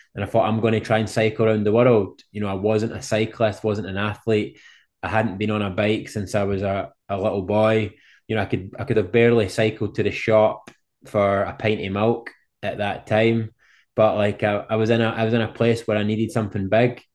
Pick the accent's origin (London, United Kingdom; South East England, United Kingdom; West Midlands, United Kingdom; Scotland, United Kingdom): Scotland, United Kingdom; I'm from Scotland over in the U K.